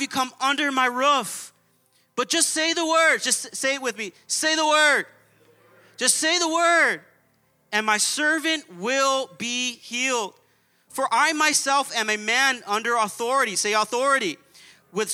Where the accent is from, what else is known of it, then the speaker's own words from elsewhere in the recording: Baldwin Park, California, United States; We were raised in Baldwin Park.